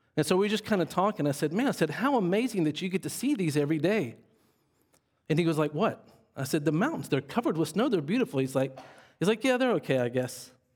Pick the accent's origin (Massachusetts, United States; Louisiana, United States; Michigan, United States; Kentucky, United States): Louisiana, United States; Monroe; I grew up in Monroe, Louisiana.